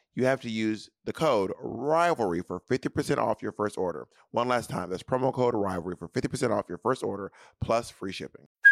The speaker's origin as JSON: {"language": "English", "town": "Atlanta", "region": "Georgia", "country": "United States", "tie": "born or raised there"}